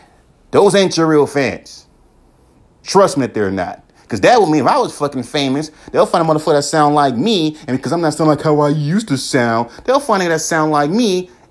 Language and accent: English; West Coast, United States; Yeah, I'm from the West Coast, but how the fuck do you know that I grew up in the South?